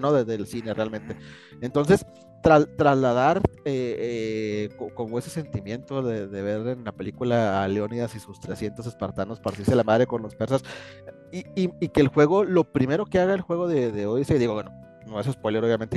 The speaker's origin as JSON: {"language": "Spanish", "country": "Mexico", "said": "somos muy orgullosamente mexicanos"}